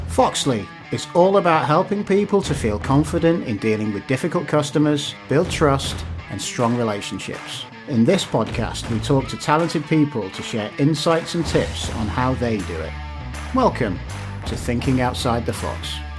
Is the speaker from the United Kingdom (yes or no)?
yes; the Northwest, North West England, United Kingdom; I was growing up in the Northwest